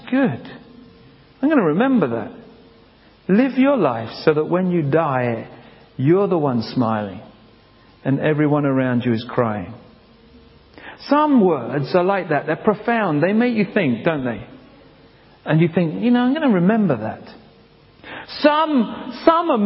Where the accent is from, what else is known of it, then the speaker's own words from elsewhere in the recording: England, United Kingdom; moved away; also born or lived in Africa / Canada; I'm from England.